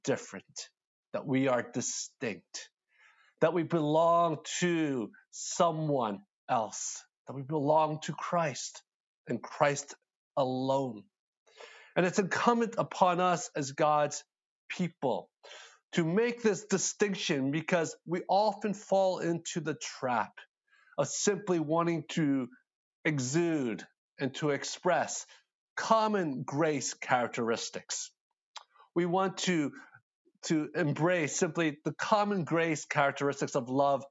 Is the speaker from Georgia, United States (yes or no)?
no; Philadelphia, Pennsylvania, United States; now in Atlanta, United States; I'm from Philadelphia